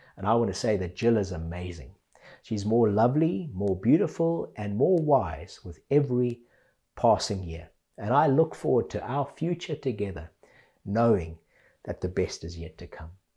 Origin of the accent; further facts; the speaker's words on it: Zimbabwe; now in England, United Kingdom; I grew up in Zimbabwe